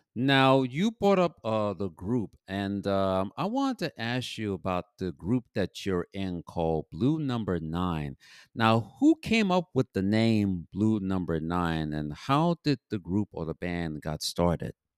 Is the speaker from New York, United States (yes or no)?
yes; New York City, New York, United States; also born or lived in Bronx; I'm originally from Harlem, but I, I live in the Bronx. I've been living in the Bronx for now 53 years